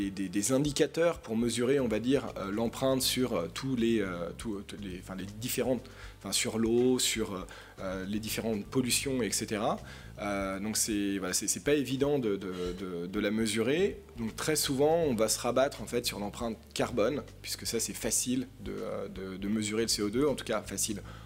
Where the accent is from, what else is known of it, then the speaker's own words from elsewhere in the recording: Paris, Île-de-France, France; je suis parisien. je suis né à Paris en 1986